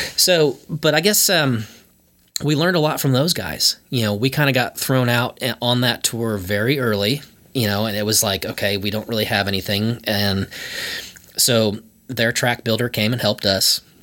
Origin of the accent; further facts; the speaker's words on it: Antioch, Illinois, United States; moved away as an adult; also born or lived in Boston; now in Nashville, United States; I grew up like 45 minutes north of Chicago